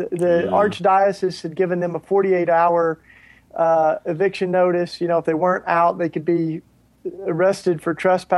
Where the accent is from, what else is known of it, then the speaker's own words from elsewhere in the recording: Tennessee, United States; I grew up in Tennessee. I'm a Tennessee, you know, kid. Grew up in the Bible Belt, pretty much in the heart of evangelicalism down there.